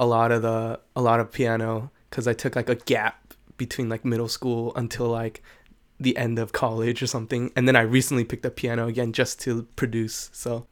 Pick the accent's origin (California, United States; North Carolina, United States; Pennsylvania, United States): California, United States; San Jose; I pretty much lived here all my life. I was born in San Jose